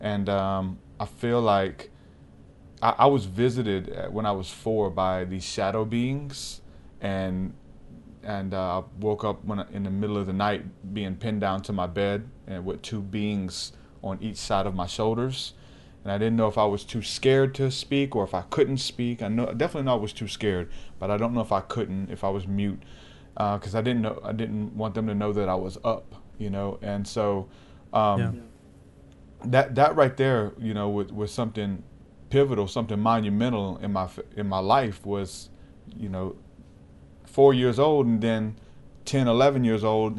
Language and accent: English; Houma, Louisiana, United States; born there; But I was born in Houma, Louisiana, and there's a lot of witchcraft there.